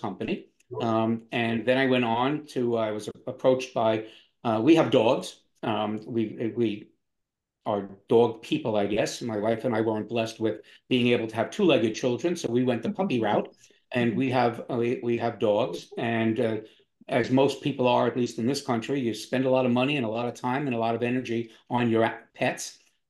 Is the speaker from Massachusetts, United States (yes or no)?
no; New York, United States; also born or lived in Florida; now in Wilmington, United States; But I missed the beach, which is where I grew up in New York and in Florida. So my wife's family is here in Wilmington, and we moved here, loved it, but had to figure out what I was going to do.